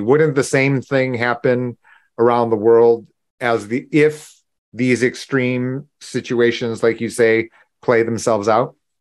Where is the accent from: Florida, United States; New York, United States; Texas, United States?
New York, United States; Buffalo; I was born in Buffalo